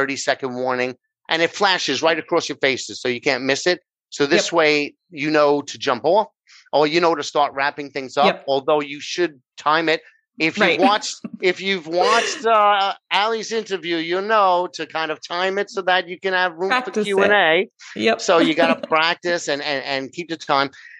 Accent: New York, United States; accent: New York; I'm over here in New York, which if they haven't figured out by my accent, that's where I'm from

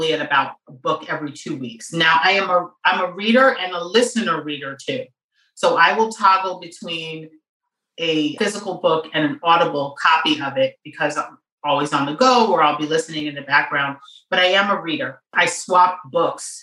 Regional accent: New York City, New York, United States; I grew up in New York City in the 70s and the 80s

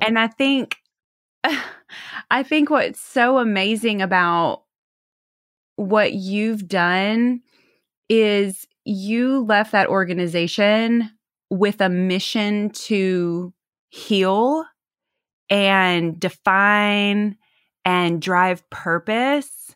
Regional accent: the South, United States; accent: twang; now in Los Angeles, United States; I'm from the South originally, hence that twang

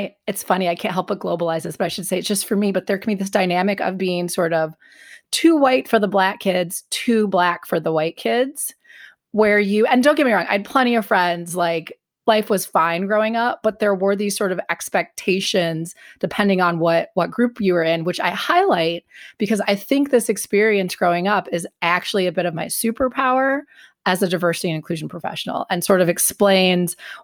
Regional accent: Glendale, Wisconsin, United States; also born or lived in northern suburbs of Chicago, Illinois; I grew up in Glendale, Wisconsin, which is in the northern suburbs of Milwaukee. And that really was like fourth grade on

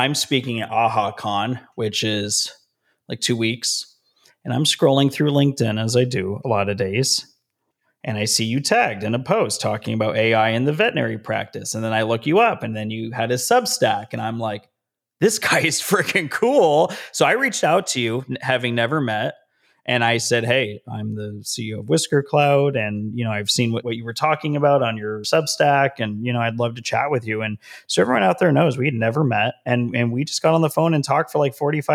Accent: Las Vegas, Nevada, United States; now in Southern California, United States; I live in Southern California. My hometown is Las Vegas, Nevada

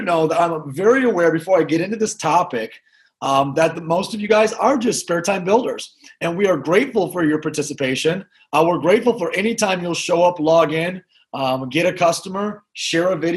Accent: Grand Rapids, Michigan, United States; I'm actually originally from Grand Rapids, Michigan, where I'm sitting, and just very blue-collar, middle-class upbringing

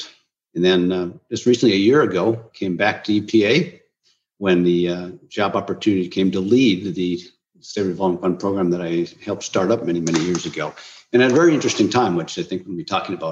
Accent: Minnesota, United States; growing up as a child in Minnesota, land of 10,000 lakes

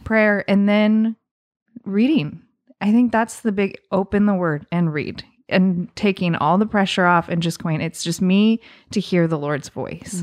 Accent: Southern Oregon, United States; as a kid growing up, we, growing up in Southern Oregon

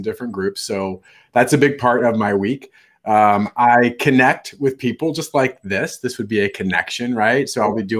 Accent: Midwest, United States; We're true Midwesterners

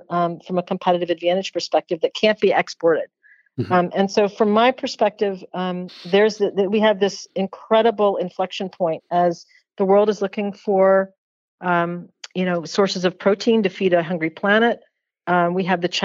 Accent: Georgia, United States; moved away as an adult; now in Maine, United States; I grew up in Georgia

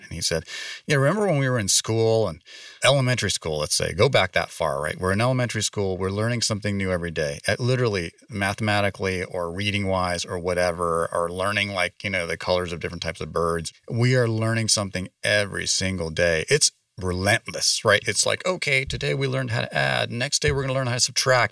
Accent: San Francisco Bay Area, California, United States; moved away as an adult; also born or lived in East Coast; now in Las Vegas, United States; I grew up in the San Francisco Bay Area

